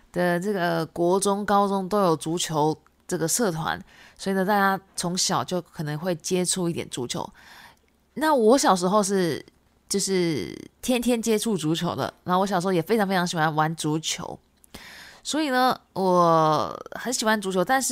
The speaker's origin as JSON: {"language": "Chinese", "region": "Shizuoka", "country": "Japan", "tie": "born there", "second_language": "Chinese", "said": "因为我本身是日本人，那我是从这个静冈县出生的哈。静冈县呢，它是一个足球非常非常有名的一个县市"}